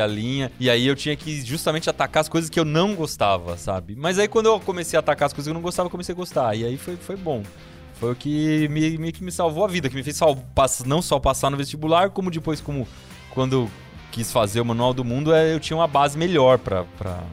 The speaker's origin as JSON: {"language": "Portuguese", "town": "Piedade", "region": "São Paulo", "country": "Brazil", "tie": "born or raised there", "said": "eu cresci no sítio, então né, eu gostava muito de construir coisas. Aí e, no sítio lá em Piedade, que é a cidade de onde eu vim"}